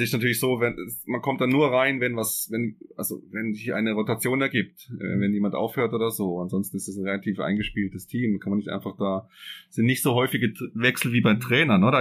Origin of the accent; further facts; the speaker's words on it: Freiburg im Breisgau, Baden-Württemberg, Germany; now in Switzerland; ich komme ja aus Freiburg im Breisgau